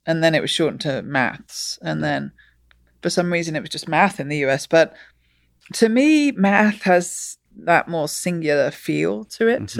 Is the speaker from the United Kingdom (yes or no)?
yes; England, United Kingdom; I grew up in England, and in England, we learn maths